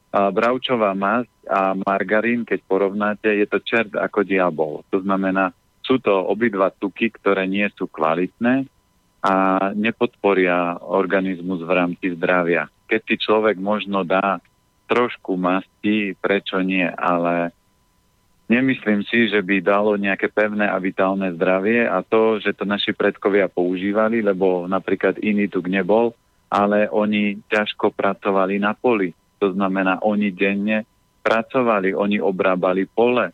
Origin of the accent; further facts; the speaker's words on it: Orava, Žilina Region, Slovakia; ja som z Oravy, my sme mali prasiatko